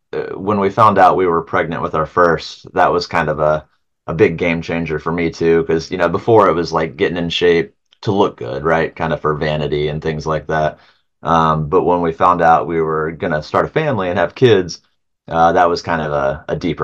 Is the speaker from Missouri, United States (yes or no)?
no; Ohio, United States; we're from Ohio